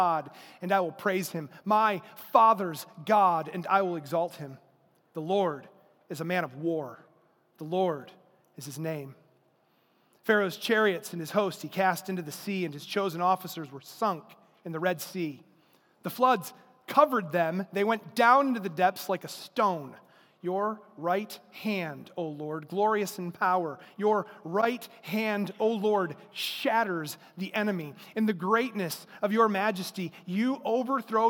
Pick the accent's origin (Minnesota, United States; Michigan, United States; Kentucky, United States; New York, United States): Michigan, United States; Durand; I grew up in Durand, just up the road. It's my hometown.